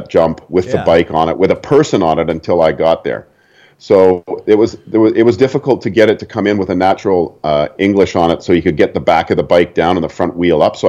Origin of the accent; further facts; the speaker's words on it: Vancouver, British Columbia, Canada; moved away; I'm Vancouver